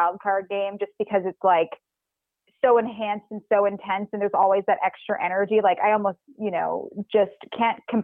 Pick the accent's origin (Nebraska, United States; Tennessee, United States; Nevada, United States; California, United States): Nevada, United States; Reno; moved away as an adult; I'm from Reno